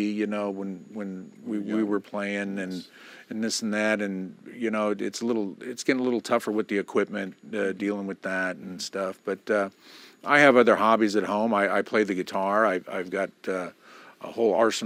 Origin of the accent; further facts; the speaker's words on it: Tennyson Road side, California, United States; I grew up more on the Tennyson Road side.